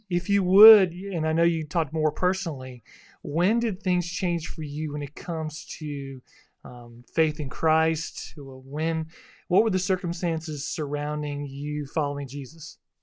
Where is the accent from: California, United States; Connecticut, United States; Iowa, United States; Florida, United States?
Florida, United States; South; I grew up in South Florida